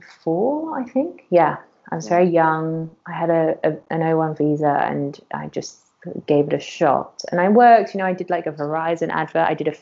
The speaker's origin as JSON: {"language": "English", "country": "Curaçao", "said": "So I'm actually from a Dutch island in the Caribbean called Curaçao, which is really far away. My mum's from there too. I was born there, and my family from my mum's side has been there for about 300 years."}